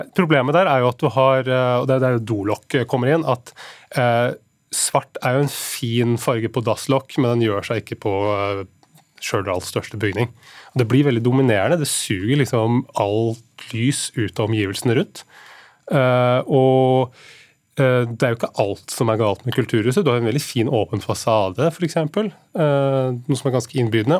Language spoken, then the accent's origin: Norwegian; Nesodden, Akershus, Norway; jeg kommer jo sjøl, jeg kommer fra Nesodden.